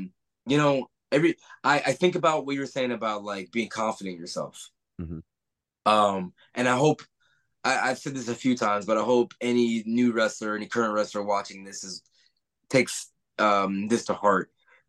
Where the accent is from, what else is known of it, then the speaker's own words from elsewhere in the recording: Atlanta, Georgia, United States; But, like, when I come out now, I'm from Atlanta, Georgia.